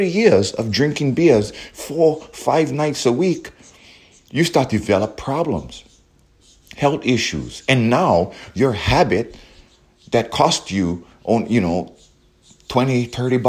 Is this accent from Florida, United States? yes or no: no; Hawaii, United States; we as Hawaiians, we are American Hawaiian or Hawaiian American